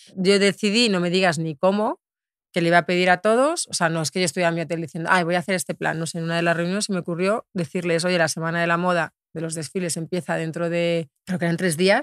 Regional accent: Albacete, Castilla-La Mancha, Spain; moved away; yo nací en Albacete

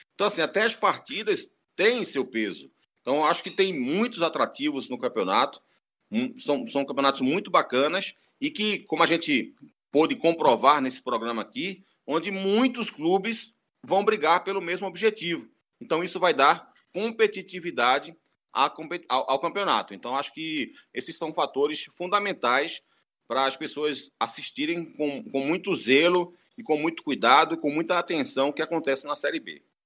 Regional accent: Northeast Region, Brazil; como nordestino

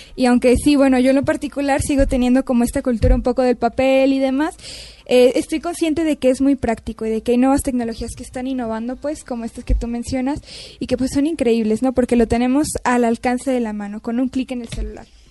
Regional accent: Mexico; also born or lived in Canada; yo soy mexicana y en México

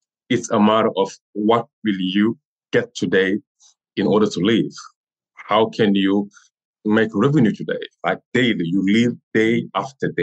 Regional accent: Senegal; first language French; English is a second language; moved away as an adult; now in Rhode Island, United States; I have everything in Senegal and I never travel.

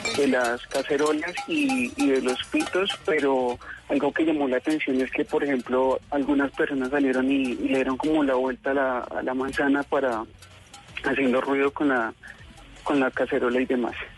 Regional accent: Manizales, Caldas, Colombia; now in Bogotá, Colombia; yo pues soy de Manizales, y pues por cosas de la vida resulta que en Bogotá

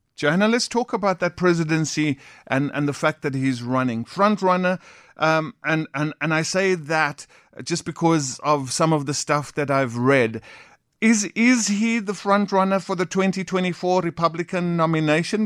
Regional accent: South Africa; as South Africans

